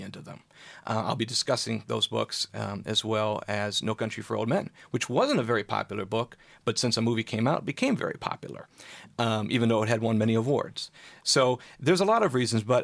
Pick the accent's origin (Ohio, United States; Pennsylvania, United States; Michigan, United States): Michigan, United States; Okemos; moved away as an adult; now in Los Angeles, United States; I grew up just outside of MSU here at Okemos